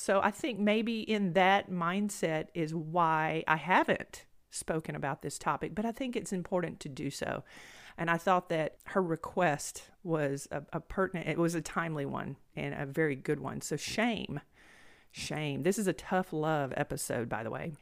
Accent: Blount County, Alabama, United States; accent: country twang; moved away as an adult; Now I'm from Blount County, Alabama. I have this, you know, country twang.

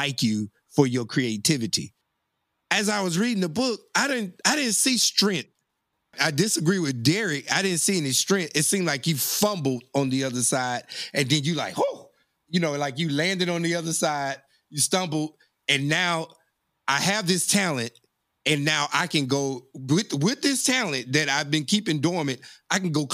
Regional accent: Monroe, Louisiana, United States; I grew up in Monroe, Louisiana in the 80s as well

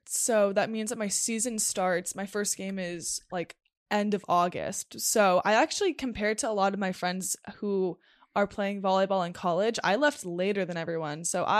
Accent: Los Angeles, California, United States; and I grew up in Los Angeles.

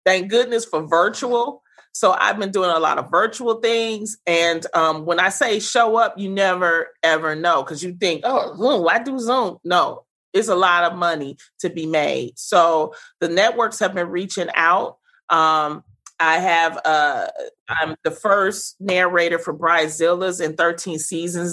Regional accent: Detroit, Michigan, United States; I grew up in the Brewster Projects during the 80s, during the crack era.

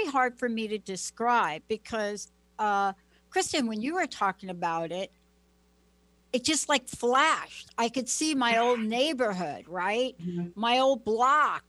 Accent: New York, United States; moved away as an adult; also born or lived in New Jersey; I was born in New York, raised in New York, lived in New Jersey, but I have that New York culture

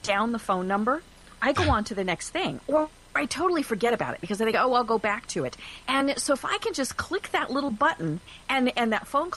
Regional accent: Colorado, United States; now in Georgia, United States; I'm from Colorado

